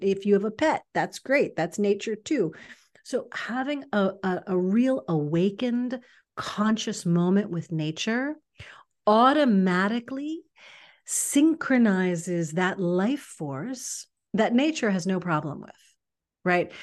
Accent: New York City, New York, United States; now in Los Angeles, United States; I'm from New York City originally. Now I, I've lived in Los Angeles a long time

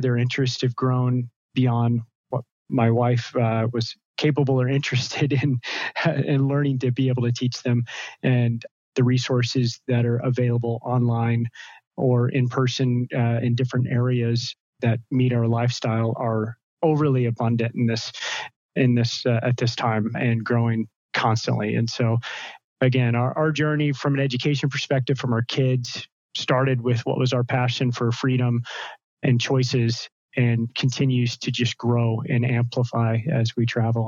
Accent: United States; moved away as an adult; also born or lived in Seattle, United States / Central America; I'm an American, and seven and a half years ago, my wife and I were living in Seattle

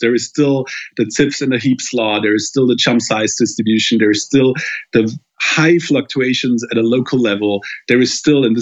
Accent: Germany; my home country in Germany

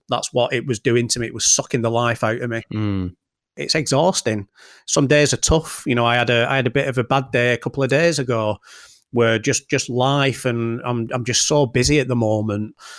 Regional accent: Bolton, North West England, United Kingdom; from Bolton

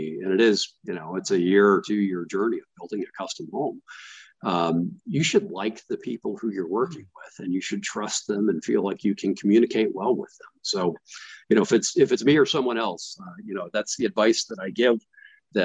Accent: Florida, United States; moved away as an adult; now in Atlanta, United States; I grew up in Florida

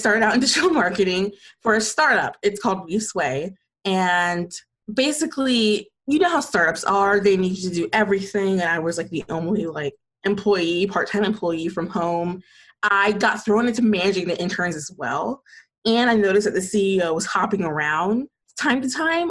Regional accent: Atlanta, Georgia, United States; I'm from Atlanta, Georgia, and I'm still in Atlanta, Georgia, and I love it here

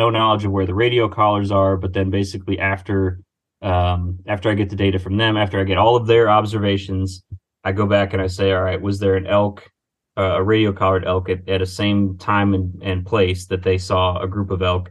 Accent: Finger Lakes region, Western New York, United States; moved away as an adult; also born or lived in Montana; now in Pennsylvania, United States; I am originally from Western New York, so like Finger Lakes region

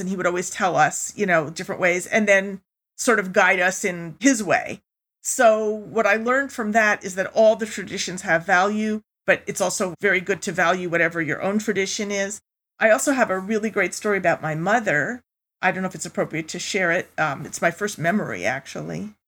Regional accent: New York, United States; also born or lived in Germany / Europe; I grew up most of my life in New York from the age of five on

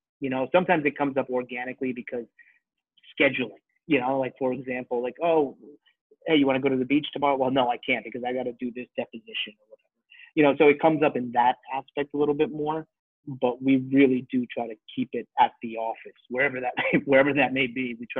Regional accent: New York, United States; born there; I'm Indian, right? And so when you're growing up first generation Indian, I was born here. My parents born in India.

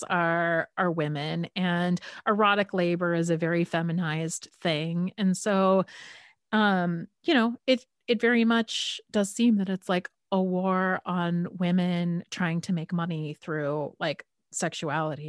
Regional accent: California, United States; I'm from California and I've kind of California hippie parents

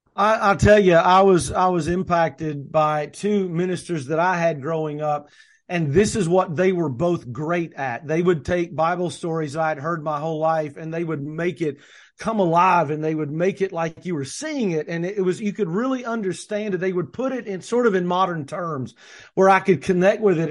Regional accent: the South, United States; I say niche, people say niche. I'm from the South

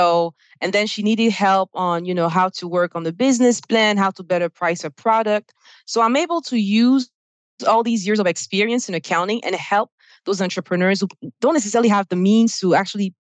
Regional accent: Côte d’Ivoire; English is a second language; now in United States; you probably hear my accent. I'm originally from Ivory Coast on the West African coast, and I speak French.

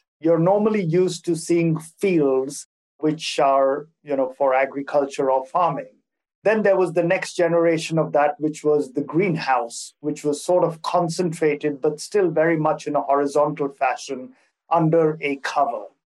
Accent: Singapore; also born or lived in Hong Kong / India; now in Geneva, Switzerland; I am a Singaporean of Indian origin, so I have a little bit of a world citizenship built into me. And I've been living in Switzerland for the past 12 years, having lived in Singapore before this for about 15 years

